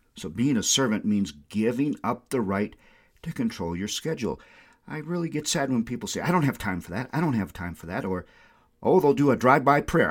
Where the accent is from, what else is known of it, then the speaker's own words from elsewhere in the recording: Windom, Minnesota, United States; I had like a hundred customers in my hometown of Wyndham, Minnesota